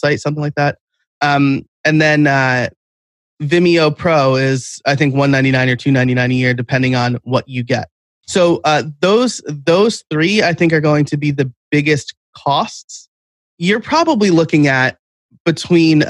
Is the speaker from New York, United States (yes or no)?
yes; New York, United States; I'm from New York. I'm like a New York Italian